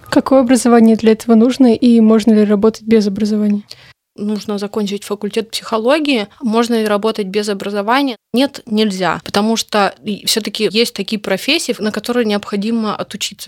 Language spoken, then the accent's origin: Russian; Vladivostok, Primorsky Krai, Russia; moved away as an adult; now in Moscow, Russia; Я из Владивостока, и я училась в Дальневосточном федеральном университете